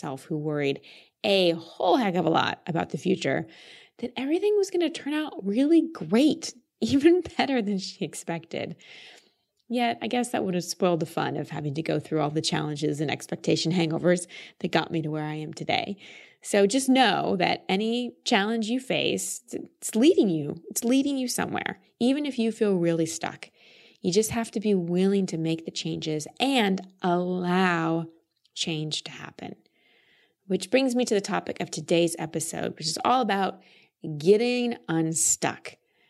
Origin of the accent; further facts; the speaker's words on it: Dallas, Texas, United States; It's actually my hometown. I've just lost the accent over time. We moved to Dallas when I was like 2 years old, so I've always called Texas home.